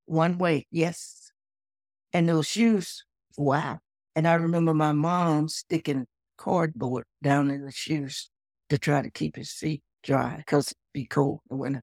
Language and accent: English; Texas, United States; I was born in Texas, in the South, was raised on a farm.